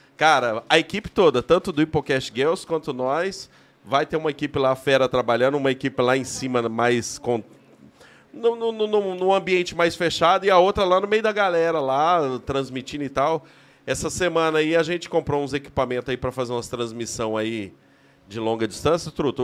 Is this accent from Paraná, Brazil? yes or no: yes; Paraná, Brazil; also born or lived in Cruzeiro do Oeste; o paranaense em Brasília